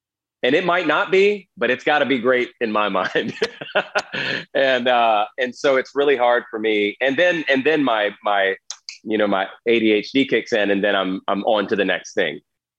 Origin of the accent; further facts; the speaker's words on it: the South, United States; And I grew up in the South. I barely left the state.